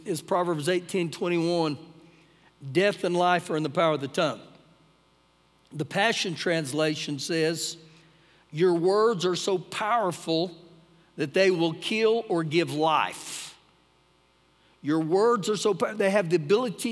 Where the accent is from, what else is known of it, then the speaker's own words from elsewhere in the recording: United States; as an American